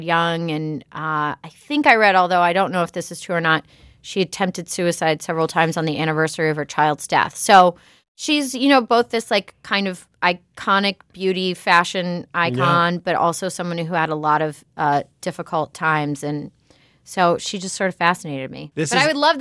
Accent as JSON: {"language": "English", "town": "Pittsburgh", "region": "Pennsylvania", "country": "United States", "tie": "born or raised there", "said": "my hometown of Pittsburgh"}